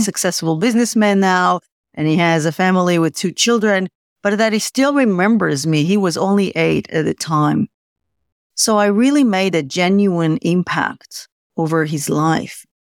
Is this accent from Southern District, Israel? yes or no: no; Tel Aviv, Tel Aviv District, Israel; I was born in Tel Aviv many moons ago.